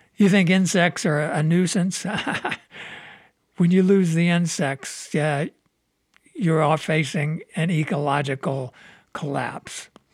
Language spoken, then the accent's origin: English; Midwest, United States; also born or lived in Southern California; now in Michigan, United States; I grew up in the Midwest